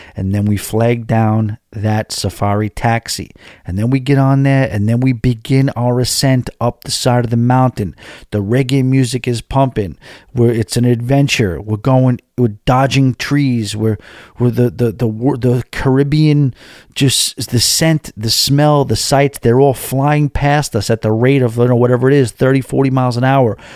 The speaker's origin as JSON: {"language": "English", "town": "New York City", "region": "New York", "country": "United States", "said": "I come up from New York City"}